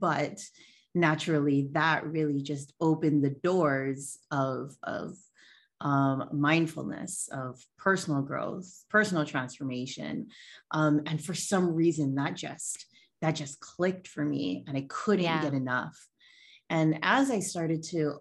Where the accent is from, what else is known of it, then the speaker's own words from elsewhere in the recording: Hawaii, United States; I am born and raised in Hawaii. I am a native Hawaiian.